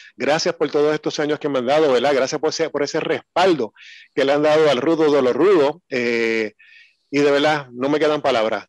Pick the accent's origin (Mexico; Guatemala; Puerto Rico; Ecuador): Puerto Rico; San Germán; yo soy de San Germán